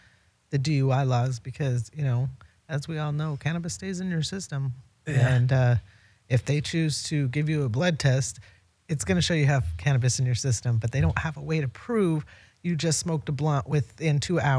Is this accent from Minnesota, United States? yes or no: no; Utah, United States; now in Las Vegas, United States; so I come from Utah, so rules are a little stricter